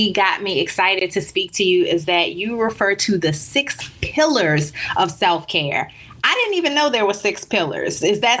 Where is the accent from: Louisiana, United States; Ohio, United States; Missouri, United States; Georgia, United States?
Louisiana, United States; New Orleans; born or raised there; moved away as an adult; also born or lived in Baltimore / Chicago / Dallas; now in Miami, United States